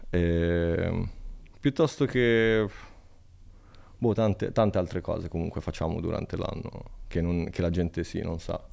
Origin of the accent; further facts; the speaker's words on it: Italy; fare una cosa importante nel mio paese.